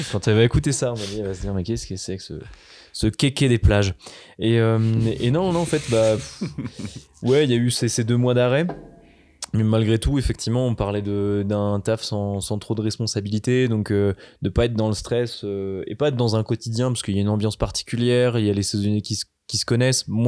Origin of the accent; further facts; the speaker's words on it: Brittany, France; moved away; je viens d'une terre où il n'y a pas de neige, donc la Bretagne aussi.